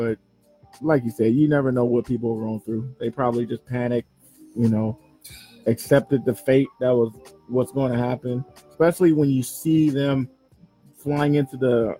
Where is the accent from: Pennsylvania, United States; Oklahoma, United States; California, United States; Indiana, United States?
California, United States; Los Angeles; I'm from Watts.